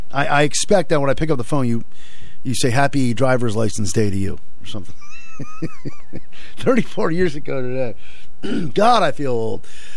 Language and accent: English; Willimantic, Connecticut, United States; I'm from the Windham-Willimantic area